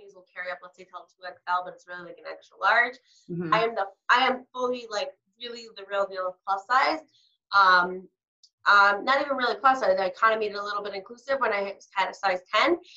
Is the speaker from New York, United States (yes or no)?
yes; New York City, New York, United States; I'm from Brooklyn